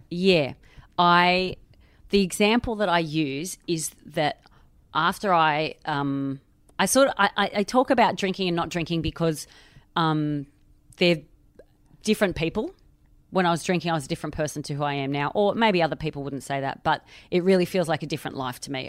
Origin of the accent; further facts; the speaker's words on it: Australia; now in London, United Kingdom; I am Australian. I live in London.